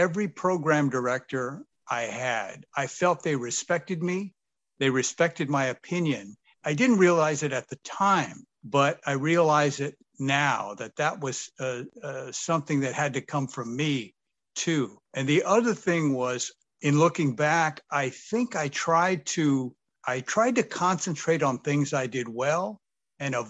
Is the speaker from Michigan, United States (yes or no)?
no; Sacramento, California, United States; I grew up here. This is my hometown.